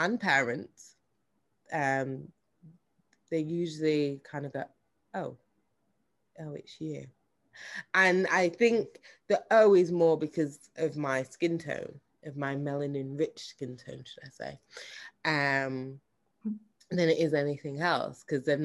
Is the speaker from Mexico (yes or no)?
no; Manchester, North West England, United Kingdom; also born or lived in Jamaica; I'm from Manchester